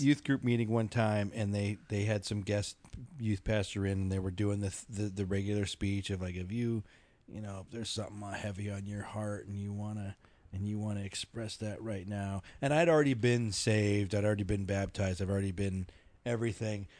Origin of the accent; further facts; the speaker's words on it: Philippines; now in Colorado, United States; Filipino, I'm Filipino